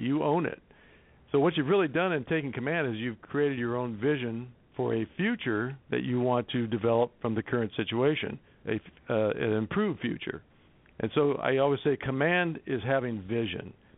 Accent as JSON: {"language": "English", "town": "Los Angeles", "region": "California", "country": "United States", "tie": "born or raised there", "said": "I grew up in Los Angeles"}